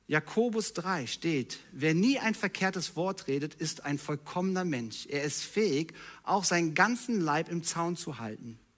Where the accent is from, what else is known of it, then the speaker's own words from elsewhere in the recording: North Rhine-Westphalia, Germany; Ich bin halt so. Ich komme aus dem Ruhrpott.